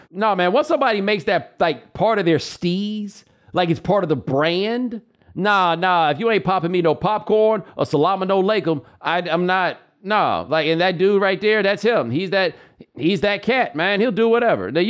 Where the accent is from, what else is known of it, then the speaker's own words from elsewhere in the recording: Houston, Texas, United States; I mean, I'm from Houston, so I remember that game.